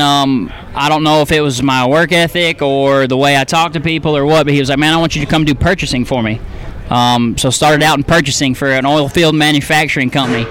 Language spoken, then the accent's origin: English; Dallas, Texas, United States; now in East Texas, United States; I grew up in North Dallas, 635 in Marsh